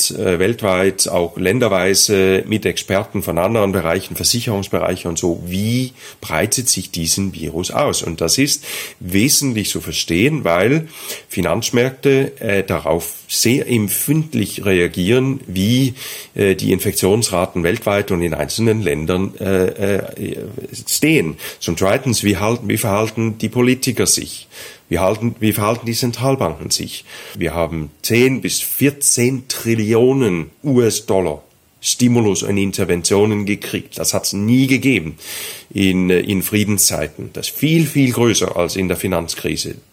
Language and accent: German; Denmark; German is a second language; Ich bin Däne.